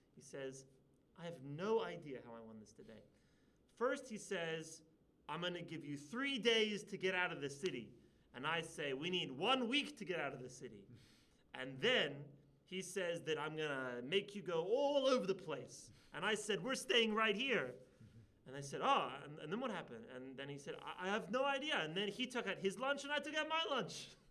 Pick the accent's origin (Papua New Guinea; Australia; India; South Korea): Australia; Sydney, New South Wales; I grew up in Sydney